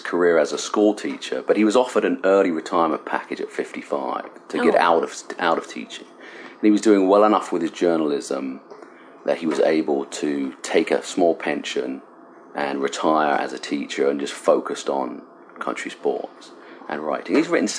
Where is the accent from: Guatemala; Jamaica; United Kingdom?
United Kingdom; Cambridge, East of England; moved away as an adult; now in Michigan, United States; I was born and raised in Cambridge, England, and I was born in a small village about 6 miles outside of Cambridge in East Anglia